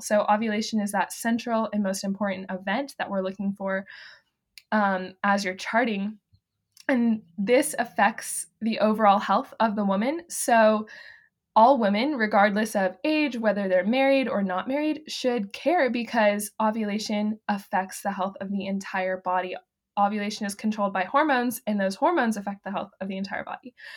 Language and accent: English; the Carolinas, United States; born or raised there; moved away as an adult; now in Kansas, United States